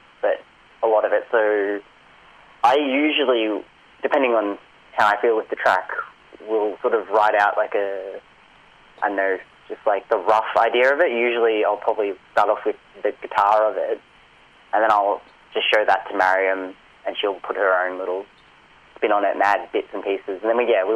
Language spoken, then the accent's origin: English; Pakenham, Victoria, Australia; I grew up out in Pakenham, so, like an hour and 20 train ride